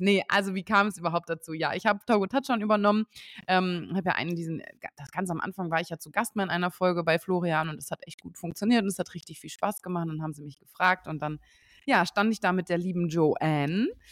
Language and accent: German; Osnabrück, Lower Saxony, Germany; moved away; Ich komme ja eigentlich aus Osnabrück